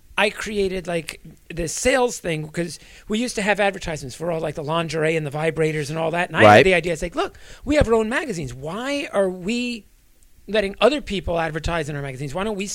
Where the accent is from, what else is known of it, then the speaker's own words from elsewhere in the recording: New Jersey, United States; I grew up in New Jersey